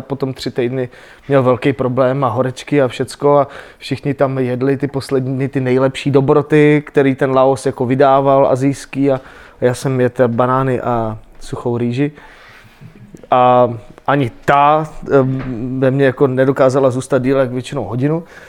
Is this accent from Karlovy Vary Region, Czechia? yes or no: yes; Aš, Karlovy Vary Region, Czechia; i když teda jsem z Aše a, a tu Němčinu, e, musel jsem se koukat na ty dětské programy v Němčině